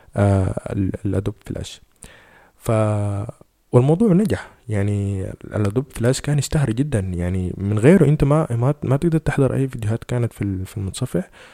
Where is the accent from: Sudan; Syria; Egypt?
Sudan; فاحنا عندنا في السودان